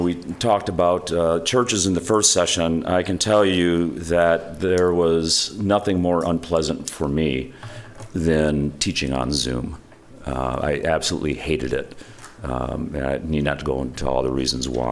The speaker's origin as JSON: {"language": "English", "town": "Holland", "region": "Michigan", "country": "United States", "tie": "born or raised there", "said": "I grew up in Holland, Michigan, so I was, you know, teaching a few blocks from where I grew up."}